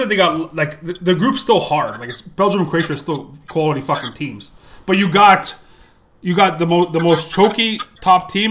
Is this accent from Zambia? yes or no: no; Canada; as a Canadian soccer fan